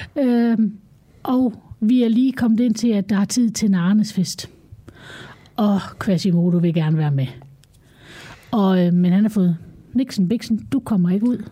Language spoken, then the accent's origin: Danish; Denmark; nu er vi jo danskere